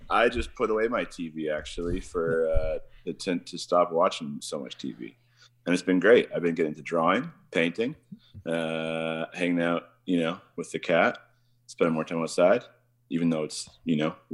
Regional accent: Kamloops, British Columbia, Canada; uh, I'm from Canada. I live in uh, British Columbia

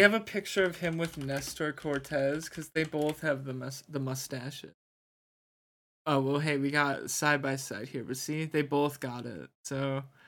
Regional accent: New Jersey, United States; Jersey, I'm from Jersey

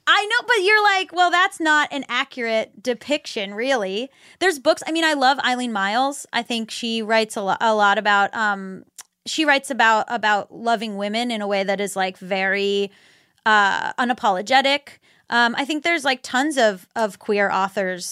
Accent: Florida, United States; I'm from Florida

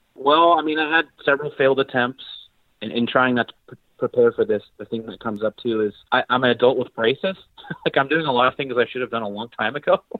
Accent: Colorado, United States; I'm mostly from Colorado to keep the story brief. Yes, I was born in Colorado

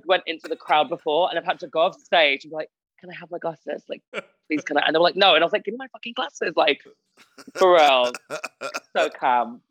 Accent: Spalding, East Midlands, United Kingdom; moved away as an adult; now in Manchester, United Kingdom; I'm originally from Spalding, and I've literally just moved to Manchester

